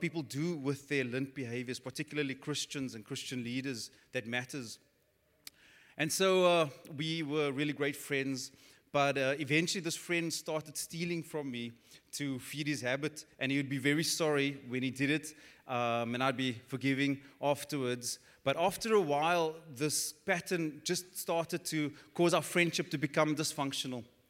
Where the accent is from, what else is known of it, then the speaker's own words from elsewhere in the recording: Cape Town, Western Cape, South Africa; growing up on the Cape Flats, which is the hood for the non-South Africans